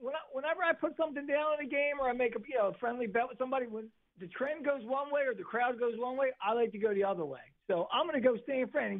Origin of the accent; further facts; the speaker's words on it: Philadelphia, Pennsylvania, United States; I grew up in Southwest Philly.